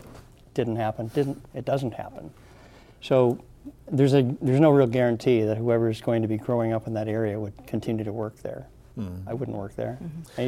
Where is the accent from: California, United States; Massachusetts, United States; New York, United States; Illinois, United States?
California, United States; San Diego; moved away as an adult; now in Thurston County, United States; Yeah, we came up here from San Diego 42 years ago because we wanted more of a rural life.